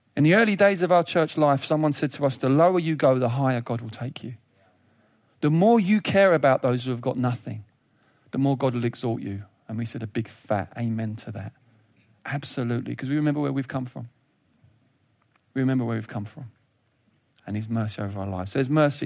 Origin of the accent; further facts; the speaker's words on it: United Kingdom; as British people